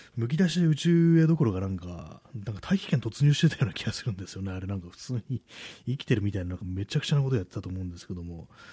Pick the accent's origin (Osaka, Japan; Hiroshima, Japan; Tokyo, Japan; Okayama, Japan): Tokyo, Japan; 私も東京の人間でね、まだずっと東京にいるんでね